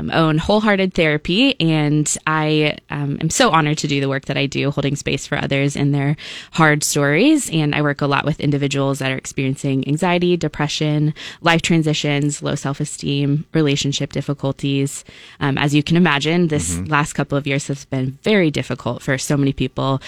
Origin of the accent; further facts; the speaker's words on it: Lincoln, Nebraska, United States; moved away as an adult; also born or lived in Nashville, Tennessee; I grew up in Lincoln, Nebraska